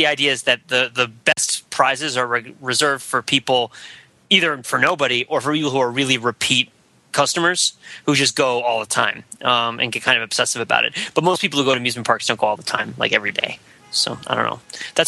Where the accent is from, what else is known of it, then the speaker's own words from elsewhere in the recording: New Jersey, United States; I grew up in New Jersey